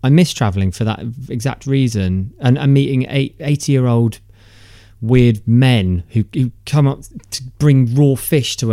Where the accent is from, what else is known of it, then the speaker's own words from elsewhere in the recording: United Kingdom; being British and male